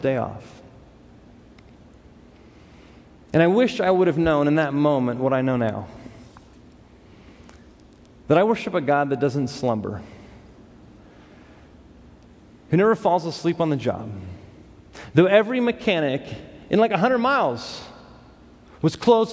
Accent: Los Angeles, California, United States; I grew up in Los Angeles. Growing up in Los Angeles, you meet a lot of different type of people.

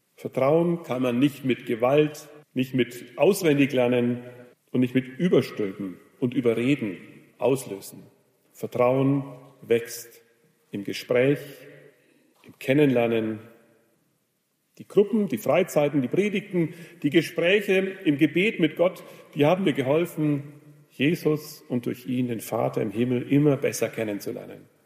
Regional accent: Germany; in Rodenburg, wo ich herkomme

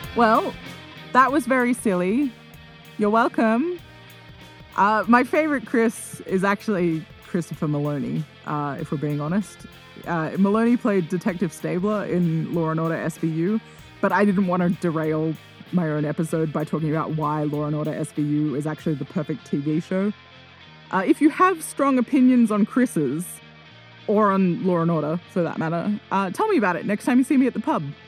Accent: Australia; I'm Australian

